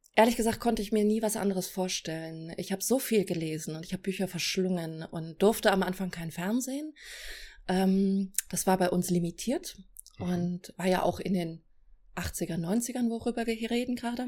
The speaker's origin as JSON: {"language": "German", "town": "Celle", "region": "Lower Saxony", "country": "Germany", "tie": "born or raised there", "moved": "as an adult", "lives_now": "Berlin, Germany", "said": "ich komme aus Celle. Ja. Bin da aufgewachsen und zur Schule gegangen"}